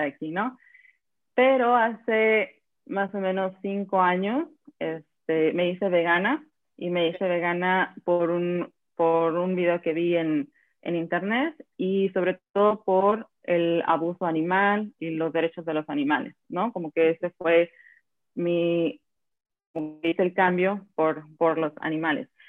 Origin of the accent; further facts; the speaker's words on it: Acapulco, Guerrero, Mexico; moved away as an adult; also born or lived in Mexico City; now in Slovenia; yo soy acapulqueña, nací en Acapulco y me fui, crecí hasta la universidad